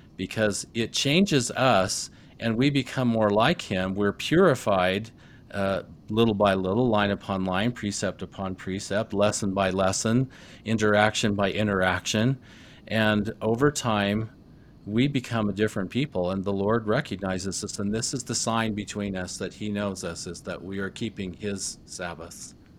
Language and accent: English; Rolla, Missouri, United States; I was growing up in Rolla, Missouri